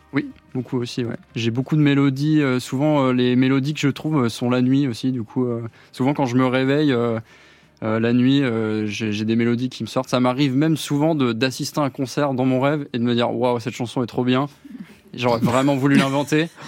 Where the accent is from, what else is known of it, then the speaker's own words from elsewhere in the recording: France; je suis né en France